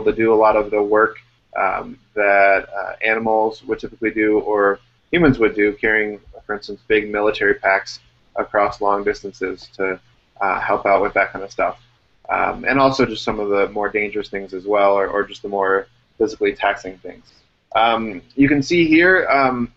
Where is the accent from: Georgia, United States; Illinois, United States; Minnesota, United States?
Illinois, United States; born or raised there